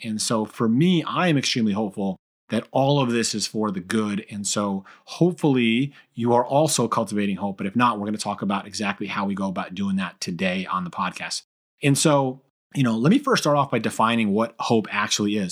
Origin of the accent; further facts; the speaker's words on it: Brookfield, Connecticut, United States; also born or lived in Argentina / Newtown, Connecticut; I was born in Argentina, I was Hispanic, I, you know, that was, I was reminded of that numerous times growing up in, you know, middle school and high school that I was Spanish, but I was, uh, still predominantly, you know, uh, i-, in a very white community here in Brookfield, Connecticut